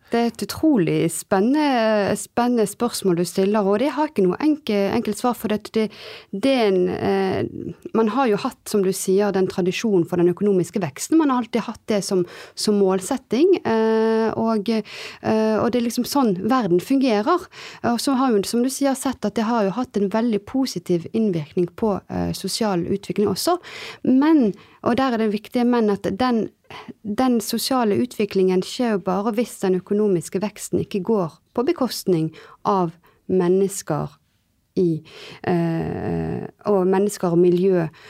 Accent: Bergen, Vestland, Norway; also born or lived in France; now in Oslo, Norway; Jeg er halvt bergenser, halvt eh, fransk, eh, som nå bor i, bor i Oslo.

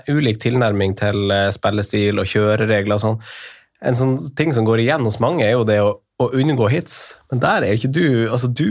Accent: Northern Norway, Norway; jeg er jo fra Nord-Norge

